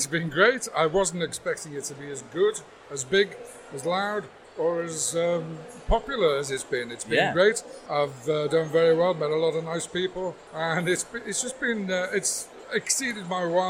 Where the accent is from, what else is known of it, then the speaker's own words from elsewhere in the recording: Liverpool, North West England, United Kingdom; I was born in Liverpool